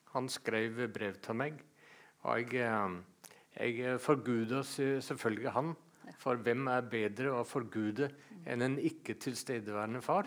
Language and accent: Norwegian; Seljord, Vestfold og Telemark, Norway; moved away; also born or lived in Bø / Denmark / Greenland; Men oppvokst i, i Seljord og oppdratt ja. som Jehovas vitne